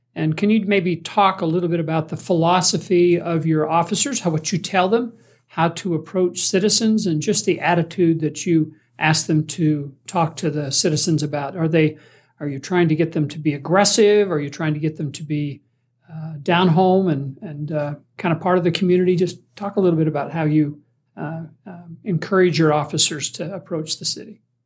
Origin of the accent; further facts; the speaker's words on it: Springville, Utah, United States; me growing up in Springville